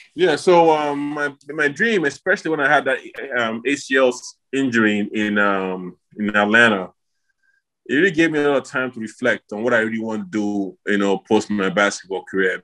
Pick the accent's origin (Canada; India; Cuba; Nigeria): Nigeria; moved away; I came back to Nigeria at that time, did a camp in my home in my hometown